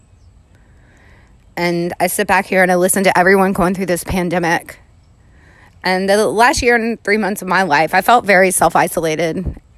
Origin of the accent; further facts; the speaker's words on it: New Orleans, Louisiana, United States; I am down here in New Orleans where I'm born and raised